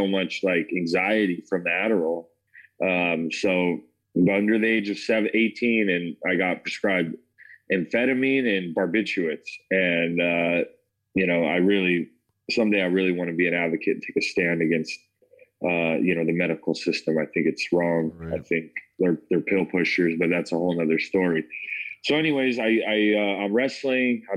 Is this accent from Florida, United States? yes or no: no; Parker, Colorado, United States; also born or lived in Denver, Colorado; I grew up in Parker, Colorado, born in Denver, grew up in Parker, grew up with a good family